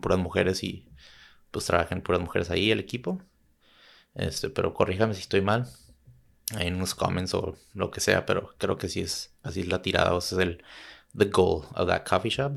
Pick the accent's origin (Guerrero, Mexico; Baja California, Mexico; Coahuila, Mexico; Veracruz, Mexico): Baja California, Mexico; Tijuana; also born or lived in San Diego / Chula Vista / Santa Cruz; yo vivo en Tijuana yo viví en Tijuana, nací en San Diego, progresé toda mi vida en Tijuana